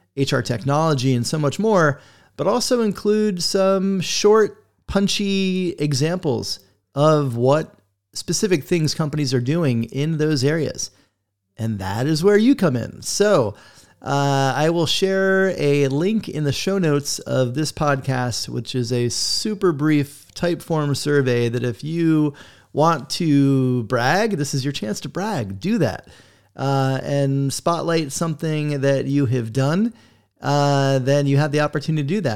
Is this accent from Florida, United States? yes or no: yes; South Florida, United States; I grew up skating in South Florida